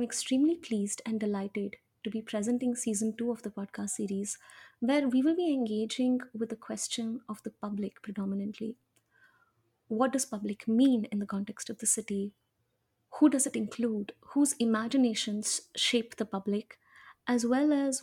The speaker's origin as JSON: {"language": "English", "town": "Hyderabad", "region": "Telangana", "country": "India", "said": "I'm from Hyderabad"}